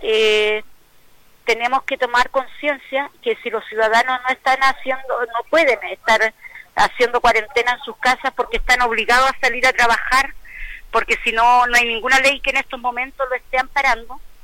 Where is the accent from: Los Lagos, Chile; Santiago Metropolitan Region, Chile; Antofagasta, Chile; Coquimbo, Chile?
Los Lagos, Chile; Quinchao Island; nuestra isla